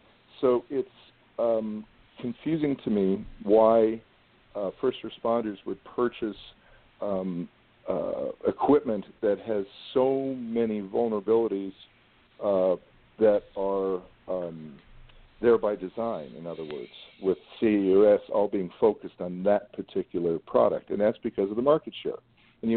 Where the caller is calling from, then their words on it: Los Angeles, California, United States; I'm speaking from Los Angeles, so I have to say that.